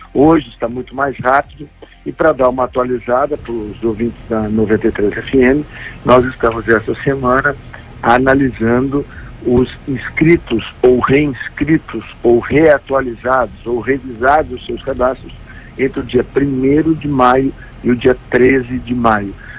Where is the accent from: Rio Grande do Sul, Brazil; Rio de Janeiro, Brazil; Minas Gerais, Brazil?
Rio Grande do Sul, Brazil; Gaúcho; Eu como gaúcho